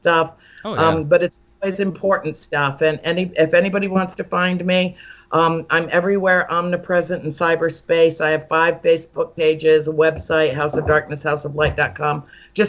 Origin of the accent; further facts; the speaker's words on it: Rhode Island, United States; moved away; my hometown